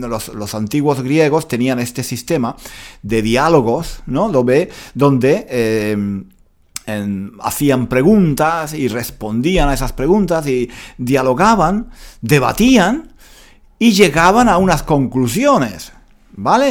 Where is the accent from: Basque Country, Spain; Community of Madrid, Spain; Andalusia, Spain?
Andalusia, Spain; Granada; yo soy de Granada y me siento orgulloso de mi cultura